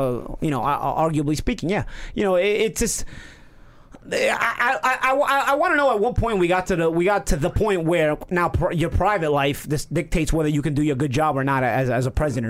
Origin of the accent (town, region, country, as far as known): New York City, New York, United States; accent: New York